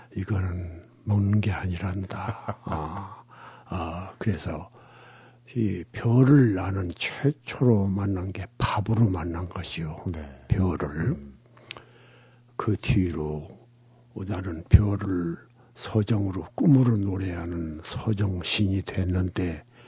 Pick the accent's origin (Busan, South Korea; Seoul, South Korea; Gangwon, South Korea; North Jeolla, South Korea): North Jeolla, South Korea; Gunsan; 우리 고향은 인천 상륙을 앞두고 양동 작전을 위해서 미군이 폭격을 아주 극심하게 한 곳입니다. 군산이죠.